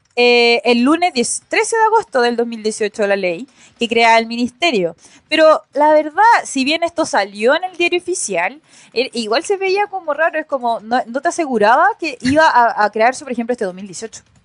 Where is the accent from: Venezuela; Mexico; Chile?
Chile